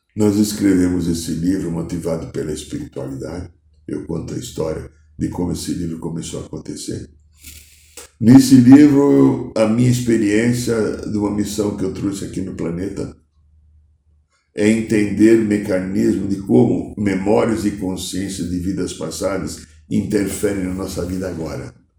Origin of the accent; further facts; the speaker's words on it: São Paulo, Brazil; que eu via quando era criança aqui em São Paulo